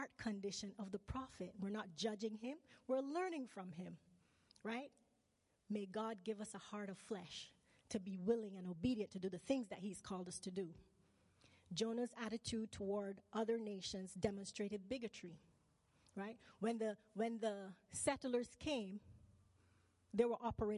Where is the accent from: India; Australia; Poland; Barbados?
Barbados; moved away as an adult; also born or lived in Manitoba, Canada; now in British Columbia, Canada; I was born in Barbados. I moved to Manitoba when I was 17. I lived there for 12 years. I went back to Barbados.